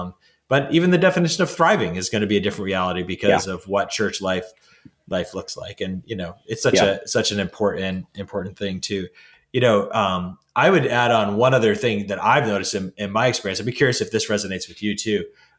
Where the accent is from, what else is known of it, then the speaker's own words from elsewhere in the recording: New England, United States; someone who's born and raised in New England